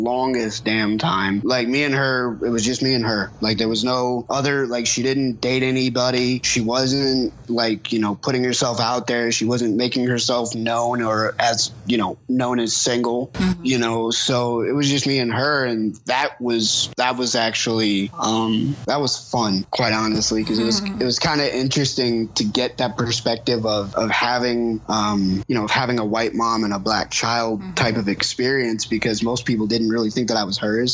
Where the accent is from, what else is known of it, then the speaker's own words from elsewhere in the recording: the South, United States; if I'm going to raise this child in the South